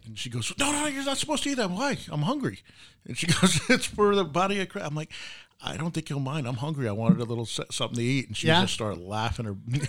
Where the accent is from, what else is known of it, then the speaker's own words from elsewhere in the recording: East Coast, United States; moved away; especially growing up on the East Coast